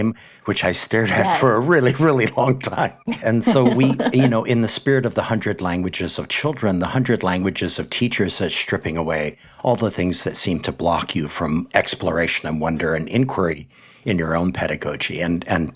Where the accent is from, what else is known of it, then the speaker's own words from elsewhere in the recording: Hawaii, United States; in Hawaii, my home state